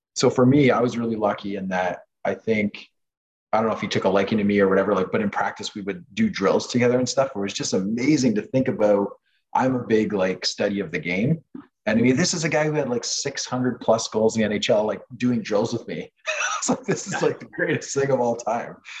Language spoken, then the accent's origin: English; Canada; first language French; English is a second language; I was fully French Canadian, like growing up in my household. So my mom and dad spoke French to me